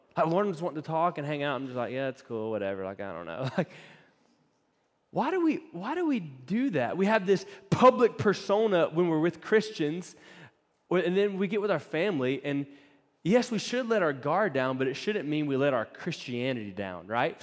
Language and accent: English; East Coast, United States; moved away; Laura and I grew up on the East Coast, so we had East Coast camp experiences